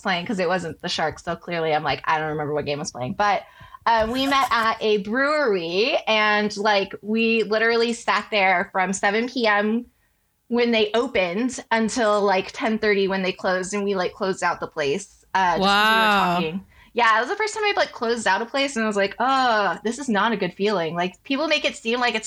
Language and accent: English; Bay Area, California, United States; We grew up in the Bay Area together